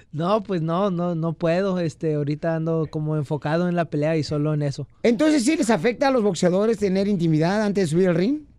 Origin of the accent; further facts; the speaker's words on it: Chicago, Illinois, United States; now in Sinaloa, Mexico; no, en Chicago. Ah, yo, vengo de raíces de Nuevo León y Coahuila. Y pues ahora llevo un año viviendo en Sinaloa.